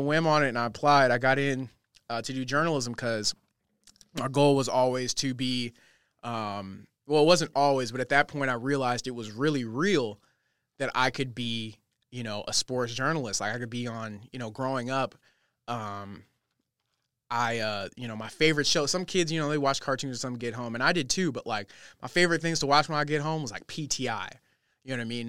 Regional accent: Los Angeles, California, United States; moved away as an adult; now in Redding, United States; I was born and raised in California my whole life

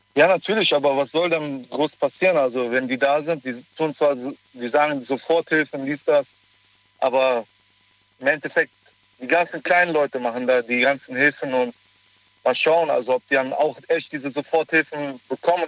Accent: Cologne, North Rhine-Westphalia, Germany; ich ja auch selber aus Köln komme

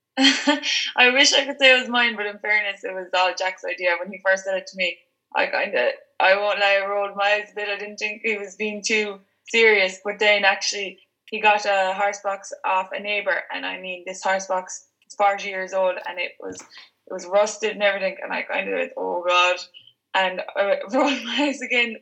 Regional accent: Ireland; I'm actually from Cleedy

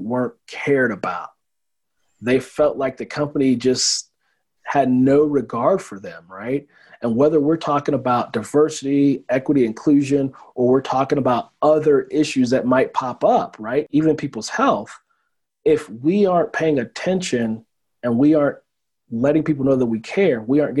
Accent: Oakland, California, United States; now in Colorado, United States; When I was a kid growing up in Oakland

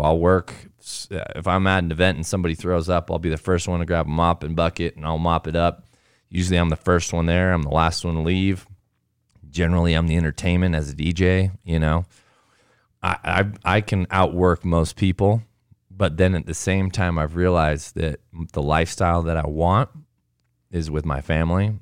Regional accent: Southern California, United States; now in Alpine, Utah, United States; I grew up in Southern California

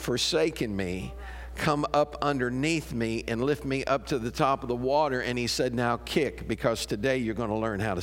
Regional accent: Chicago, Illinois, United States; now in Murphysboro, United States; I was raised up around Chicago, but my grandparents lived down here, so we'd come down here on vacation.

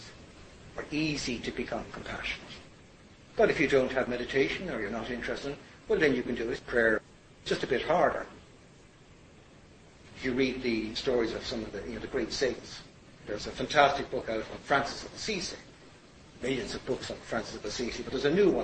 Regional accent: Ireland; I was Irish

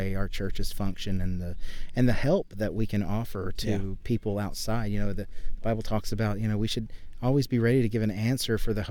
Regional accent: Birmingham, Alabama, United States; also born or lived in California; now in Irving, United States; grew up in Birmingham, Alabama.

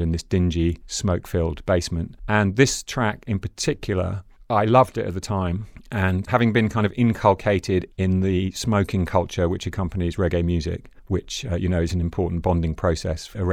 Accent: London, United Kingdom; In Stockwell. I grew up in Stockwell, which is a short walk from Brixton

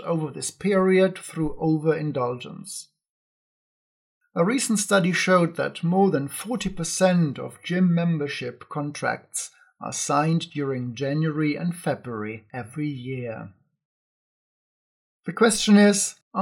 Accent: Ingolstadt, Bavaria, Germany; moved away; my hometown Ingolstadt

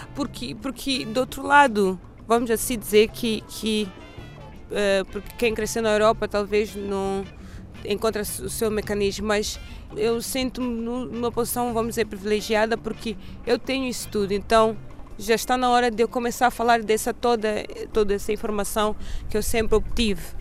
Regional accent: Mozambique; also born or lived in Porto / Lisbon; now in Stockholm, Sweden; como moçambicana, uh, cresci

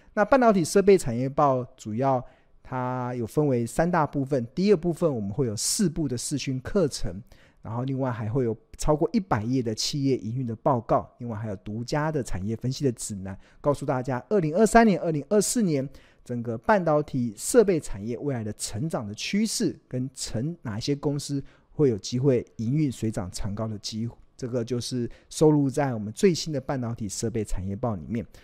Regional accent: Taiwan; 我们身为台湾人

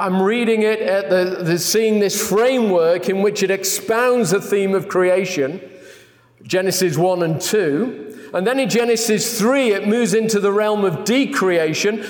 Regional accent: England, United Kingdom; I'm from England

